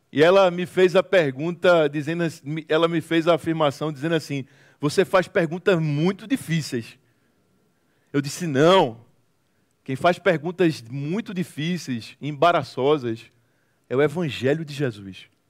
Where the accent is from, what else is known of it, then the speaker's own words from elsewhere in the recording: Recife, Pernambuco, Brazil; Eu sou de Recife, Pernambuco, Brasil